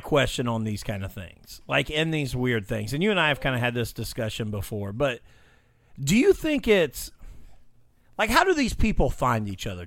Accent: Illinois, United States; moved away; I'm from Illinois

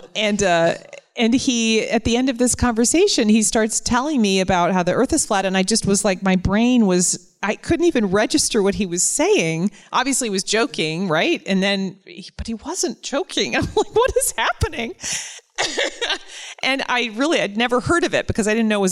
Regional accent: the North, United States; as a Northerner coming to the South

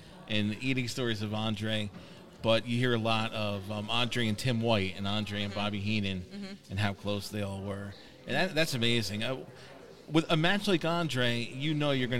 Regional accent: Saugerties, New York, United States; we're from Saugerties

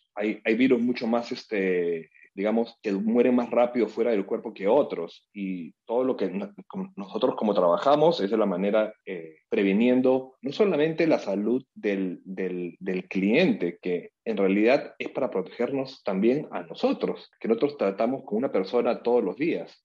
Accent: Peru; Yo soy eh, un peruano

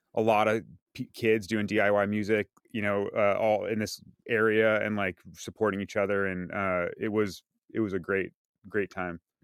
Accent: San Carlos, California, United States; also born or lived in Redwood City; I was born in Redwood City, um, lived in San Carlos when I was growing up

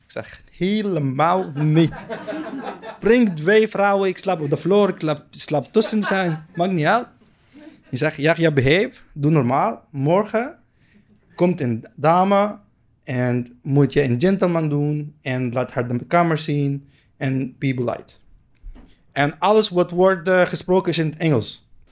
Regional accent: Palestine; Dutch is a second language; moved away as an adult; now in Netherlands; Ik kom uit Palestina. Ik kom uit een kleine stad.

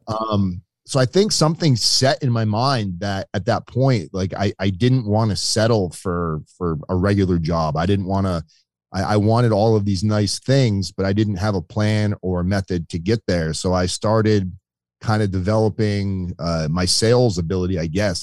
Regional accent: Boynton Beach, Florida, United States; also born or lived in Connecticut; I moved to South Florida when I was very little from Connecticut. Uh, I was like three or four years old when we moved to uh, Boynton Beach, Florida.

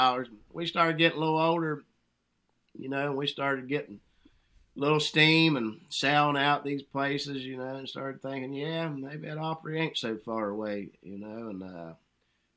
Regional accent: West Virginia, United States; growing up in these hills and hollers up here

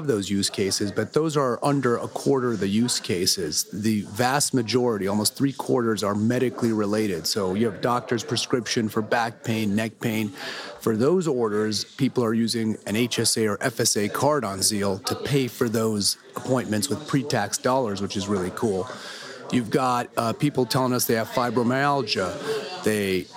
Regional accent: Fresno, California, United States; I hail from Fresno, California, Central Valley, farm town.

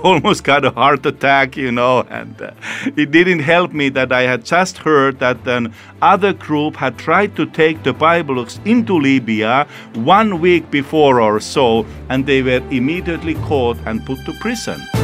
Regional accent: Finland; I come from Finland

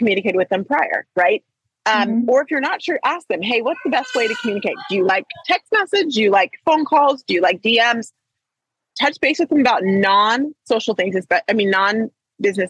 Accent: Trinidad & Tobago; I'm Trinidadian

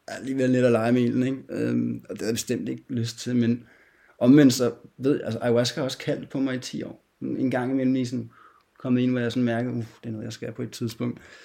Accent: Denmark; Jeg kommer fra Danmark

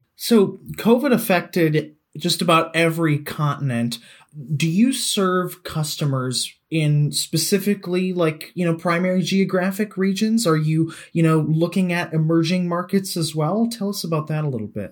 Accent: United States; As an American

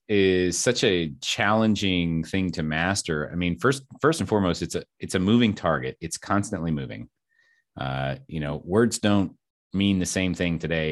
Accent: Kentucky, United States; now in Texas, United States; We're from Kentucky, and I was able to drop the accent. She was not.

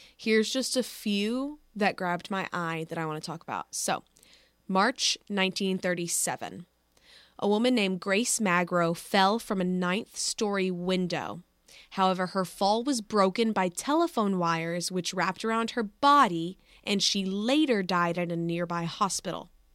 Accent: Dallas, Texas, United States; my hometown

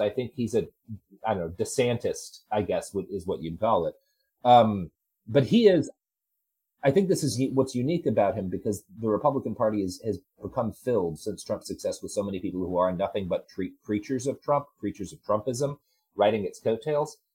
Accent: Texas, United States; moved away as an adult; I grew up in Texas. I lived there for 20 years.

